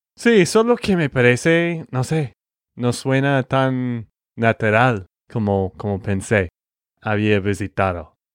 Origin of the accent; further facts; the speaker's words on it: Texas, United States; de Texas, Estados Unidos.